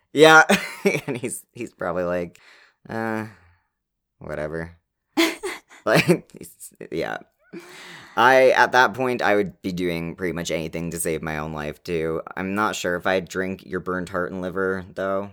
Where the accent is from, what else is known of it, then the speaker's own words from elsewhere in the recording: Canada; We're Canadian